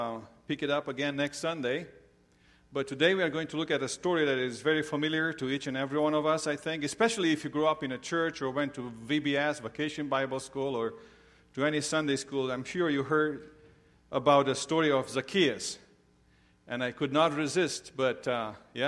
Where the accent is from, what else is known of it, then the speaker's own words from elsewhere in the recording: Romania; moved away; I grew up in Romania.